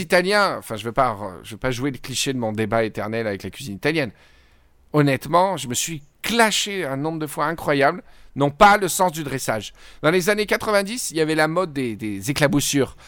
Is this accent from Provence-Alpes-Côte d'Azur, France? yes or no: yes; Provence-Alpes-Côte d'Azur, France; je suis provençal